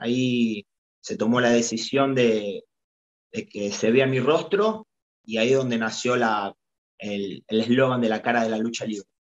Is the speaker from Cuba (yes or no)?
no; Argentina; representando a Boca, a Boca Junior y a la selección argentina eh, en mi país